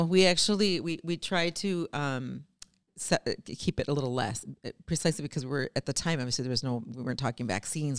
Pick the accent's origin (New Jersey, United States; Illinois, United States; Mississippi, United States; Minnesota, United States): Minnesota, United States; Saint Paul; born and raised in Saint Paul